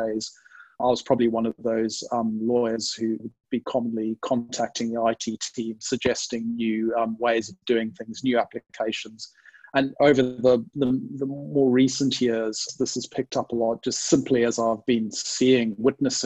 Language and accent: English; Zimbabwe; also born or lived in United Kingdom; now in Sydney, Australia; I'm originally from Zimbabwe in Southern Africa. So people, if people are wondering about the strange accent, hopefully that will explain it.